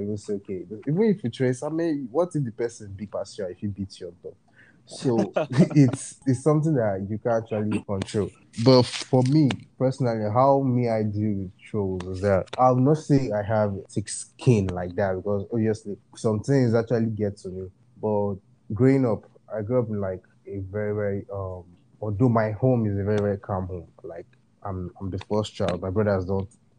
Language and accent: English; Akwa Ibom, Nigeria; I'm from Akwa Ibom